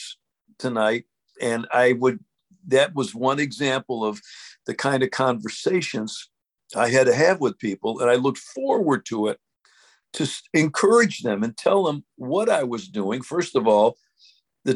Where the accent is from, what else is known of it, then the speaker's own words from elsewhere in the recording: Syracuse, New York, United States; I'm from Syracuse.